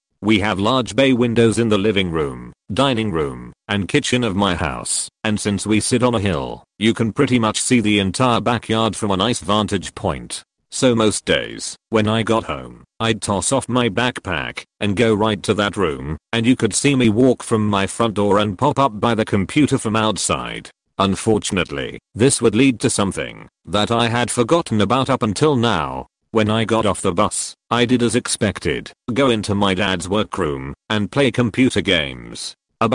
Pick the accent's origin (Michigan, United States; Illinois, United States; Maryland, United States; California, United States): Maryland, United States